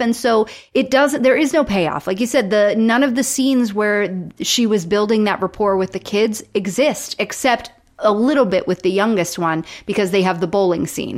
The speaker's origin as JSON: {"language": "English", "region": "Florida", "country": "United States", "tie": "born or raised there", "said": "I grew up in Florida"}